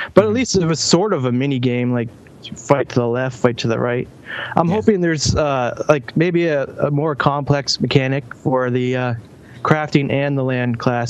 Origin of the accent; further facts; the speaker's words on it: Canada; I'm from Canada